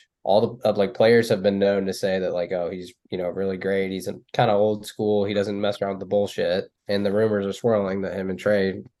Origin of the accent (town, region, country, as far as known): Indiana, United States